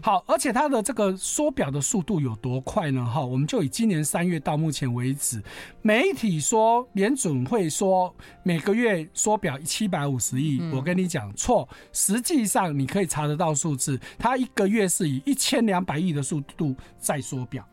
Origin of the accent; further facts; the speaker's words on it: Taiwan; 我们台湾人非常喜欢买日本货嘛